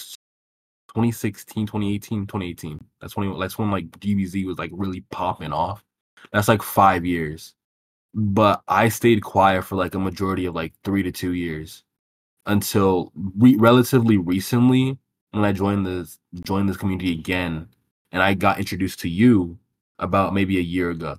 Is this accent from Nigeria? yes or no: yes; Nigeria; I'm Nigerian.